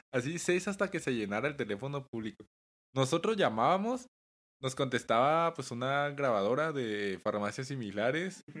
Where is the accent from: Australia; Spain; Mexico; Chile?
Mexico; Chihuahua; somos de Chihuahua